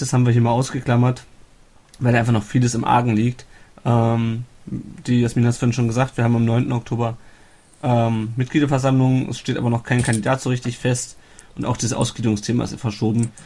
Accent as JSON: {"language": "German", "town": "Kassel", "region": "Hesse", "country": "Germany", "moved": "yes", "said": "ich komme aus Kassel"}